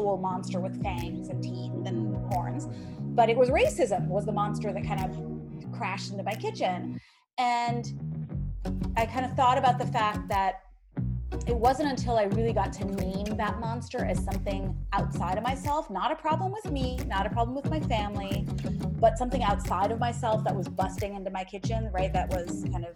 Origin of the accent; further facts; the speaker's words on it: Ohio, United States; moved away; also born or lived in New Jersey; I grew up in Ohio and then in New Jersey. And growing up in Ohio as like one of the only brown kids in the area